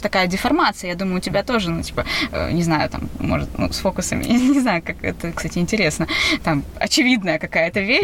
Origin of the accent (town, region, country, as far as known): Saint Petersburg, Russia